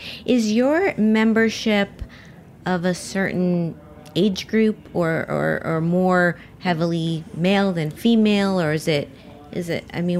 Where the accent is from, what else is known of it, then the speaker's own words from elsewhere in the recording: Miami, Florida, United States; now in New York City, United States; I grew up in Miami